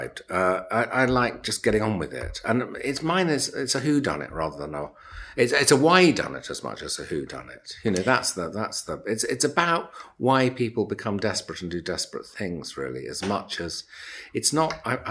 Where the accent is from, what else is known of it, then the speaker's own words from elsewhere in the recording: Cambridge, East of England, United Kingdom; I was born in Cambridge.